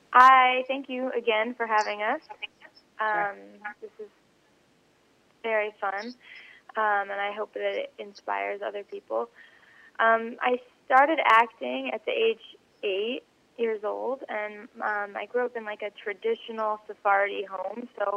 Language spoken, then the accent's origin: English; Los Angeles, California, United States; So I grew up in Los Angeles, and Hollywood